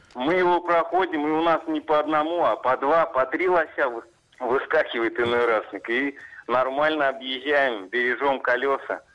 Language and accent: Russian; Orsk, Orenburg Oblast, Russia; город Орск, Оренбургская область